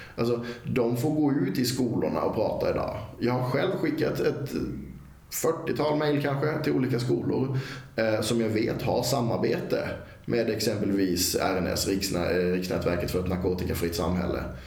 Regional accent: Karlskrona, Blekinge, Sweden; från tiden jag växte upp i Karlskrona

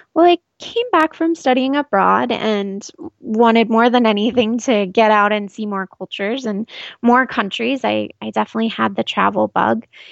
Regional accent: Scottsdale, Arizona, United States; I've been living in Arizona my entire life in the Scottsdale area, born and raised.

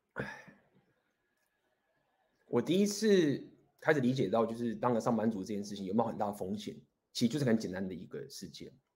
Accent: Taiwan; moved away as an adult; also born or lived in Taipei; now in Spain; 我们今天身为一个台湾人，我们在台湾的夜市走在路上

